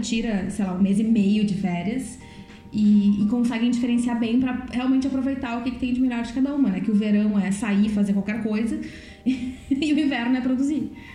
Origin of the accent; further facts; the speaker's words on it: Brazil; moved away as an adult; now in Netherlands; eu sou brasileira